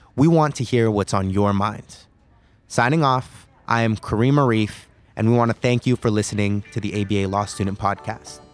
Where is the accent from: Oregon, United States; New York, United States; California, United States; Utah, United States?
California, United States; I hail from California, where I went to law school at the University of California, Davis.